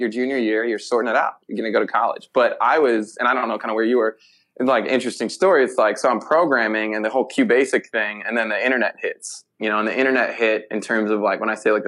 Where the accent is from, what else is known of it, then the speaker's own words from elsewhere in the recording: Park Forest, Illinois, United States; I spent some time growing up in Park Forest